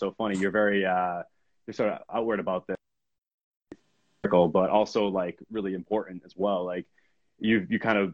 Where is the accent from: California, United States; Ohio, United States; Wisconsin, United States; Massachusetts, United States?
Massachusetts, United States; Danvers; I'm from Danvers